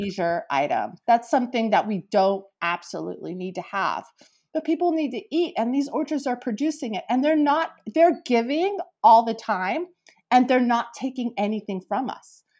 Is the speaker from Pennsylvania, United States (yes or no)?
no; East Bay, California, United States; I'm a California native, right? I grew up in the East Bay